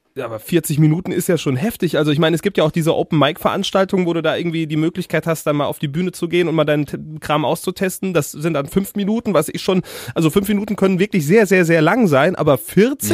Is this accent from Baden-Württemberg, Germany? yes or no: no; Siegerland, North Rhine-Westphalia, Germany; ich aus dem Siegerländle